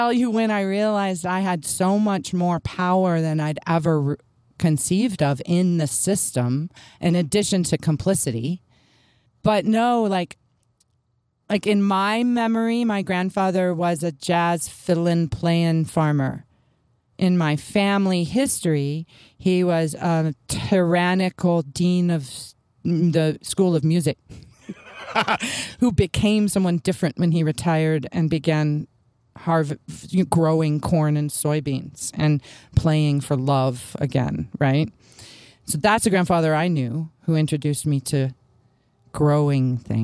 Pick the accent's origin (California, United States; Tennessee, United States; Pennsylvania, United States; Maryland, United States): Tennessee, United States; Memphis; I grew up in Memphis